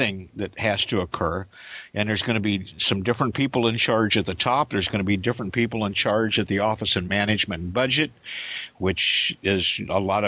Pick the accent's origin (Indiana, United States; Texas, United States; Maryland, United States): Indiana, United States; now in Kansas, United States; In my hometown in Indiana, Clark Regional, Juliet Victor Yankee, and right across the river, Bowman Field.